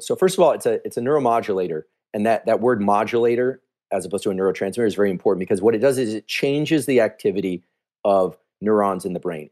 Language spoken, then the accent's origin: English; Silicon Valley, California, United States; I grew up here in Silicon Valley, I'm from here